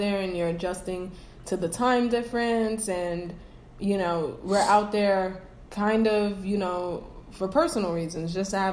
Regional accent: East Coast, United States; now in Atlanta, United States; we're both from the East Coast.

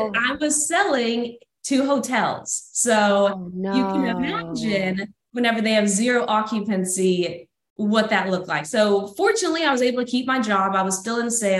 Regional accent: Texas, United States; moved away as an adult; also born or lived in Florida Panhandle; now in Florida, United States; born and raised in Texas, moved on over to Florida last year in the Panhandle

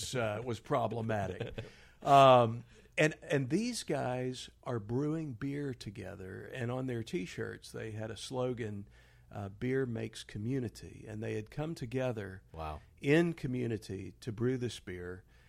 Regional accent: Houston, Texas, United States; I grew up in Houston

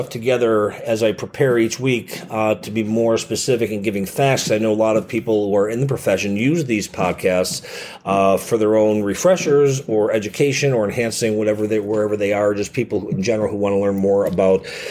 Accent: Chicago, Illinois, United States; born or raised there

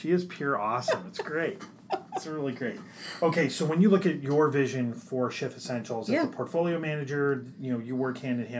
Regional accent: Midwest, United States; We're from the Midwest.

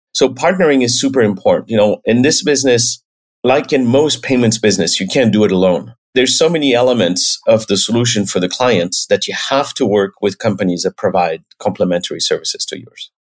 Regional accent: the Alps, France; moved away as an adult; now in United States; I was born and raised in France, in the Alps

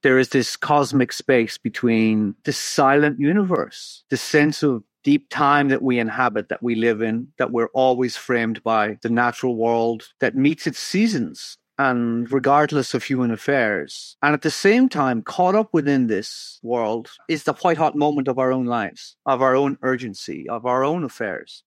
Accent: Ireland; when I travel, I'm told I'm an Irish writer

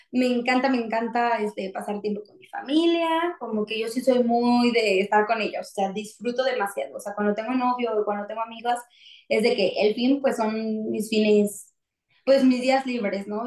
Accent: Mexico; una mexicana disfrutando de nuestro país

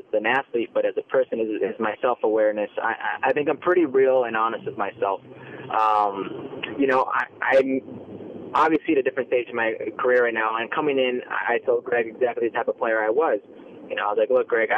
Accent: Las Vegas, Nevada, United States; born or raised there; also born or lived in Los Angeles, California; now in Canada

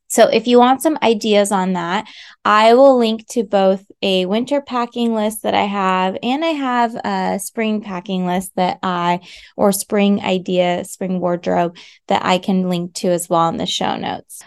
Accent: United States; moved away; also born or lived in France; I am an American, so I can offer that perspective as someone who's lived in both countries

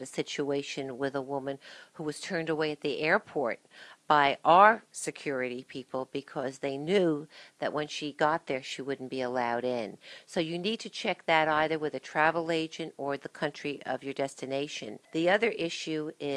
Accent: Springfield, New Jersey, United States; I'm a lifelong Union County resident. I grew up in Springfield

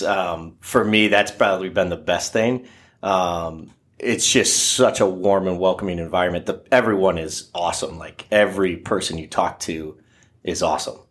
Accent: Oak Harbor, Ohio, United States; I'm a graduate from Oak Harbor High School over there in, by Lake Erie

